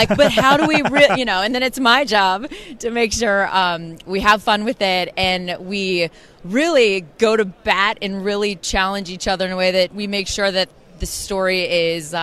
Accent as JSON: {"language": "English", "town": "Kansas City", "region": "Missouri", "country": "United States", "tie": "born or raised there", "said": "born and raised in Kansas City"}